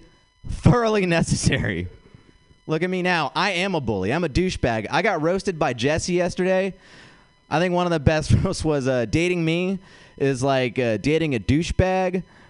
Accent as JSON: {"language": "English", "country": "India", "said": "I'm Indian. I feel like I could just figure it out, you know?"}